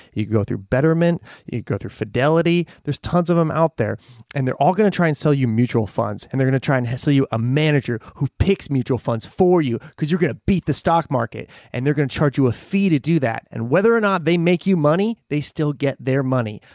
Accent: Scranton, Pennsylvania, United States; now in Los Angeles, United States; I grew up in Scranton

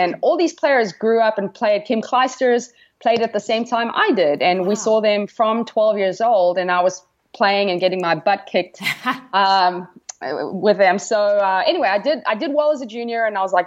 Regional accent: Kimberley, Northern Cape, South Africa; moved away; I am from South Africa, Kimberley to be exact

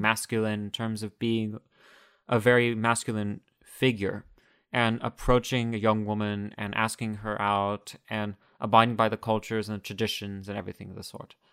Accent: United States; growing up in the United States

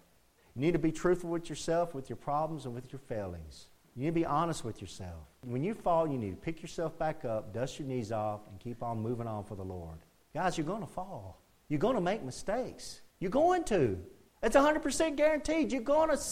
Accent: United States; our nation, as this American nation

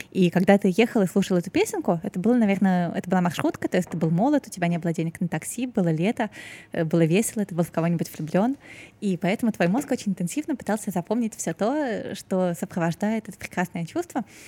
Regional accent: Saint Petersburg, Russia; moved away as an adult; now in Moscow, Russia; я вот выросла в Петербурге

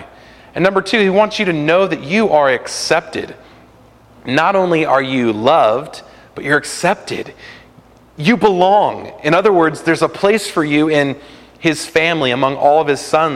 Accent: California, United States; a kid growing up in California in the 90s

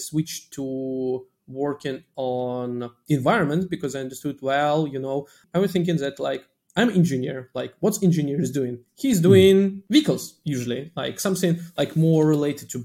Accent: Russia; moved away; Initially, I'm coming from Russia

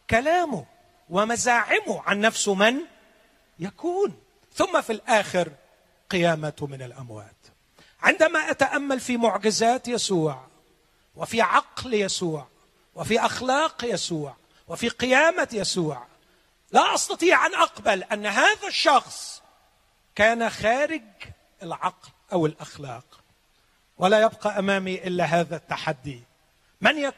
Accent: Upper Egypt, Egypt; أنا شفت عمدة زمان وأنا صغير اتربيت شوية في الصعيد

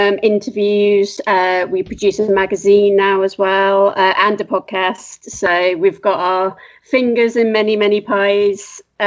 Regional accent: United Kingdom; accent: British; now in California, United States; you can probably pick up from my accent that I am British, but I live in California.

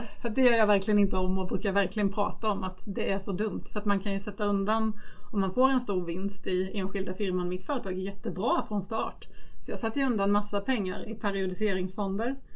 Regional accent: Småland, Sweden; accent: Småländska; Småländsk som ni hör. Eh, jag växte upp i Småland i en trygg liten

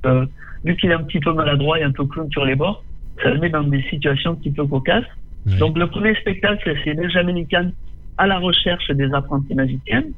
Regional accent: Tarascon, Provence-Alpes-Côte d'Azur, France; born or raised there

